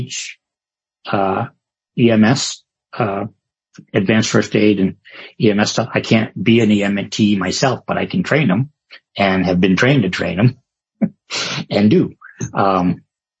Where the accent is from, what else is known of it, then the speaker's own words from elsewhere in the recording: Maine, United States; now in California, United States; I grew up in the Methodist church, as a kid in the woods of Maine.